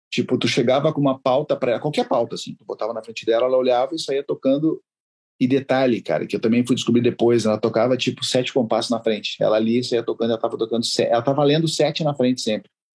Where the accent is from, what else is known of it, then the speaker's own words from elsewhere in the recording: Porto Alegre, Rio Grande do Sul, Brazil; also born or lived in Uruguay; eu nasci no Uruguai, né? Nasci na fronteira e, e eu vim para cá com minha mãe sozinho, para Porto Alegre